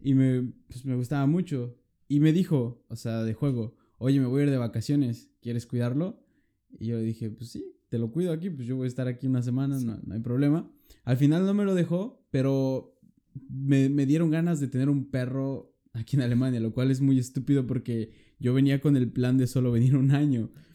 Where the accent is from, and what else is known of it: Mexico; now in Lübeck, Germany